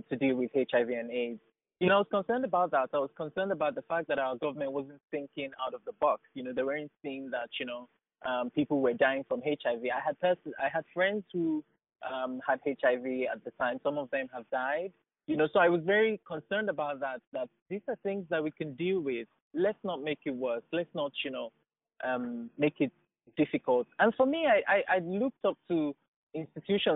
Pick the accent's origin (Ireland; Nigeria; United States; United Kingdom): Nigeria; growing up in Nigeria at the time I was growing up as a kid